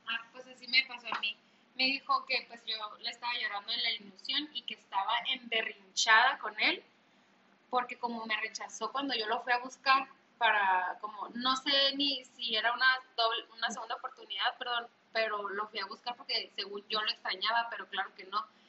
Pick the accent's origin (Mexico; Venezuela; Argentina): Mexico; northern Mexico; somos norteñas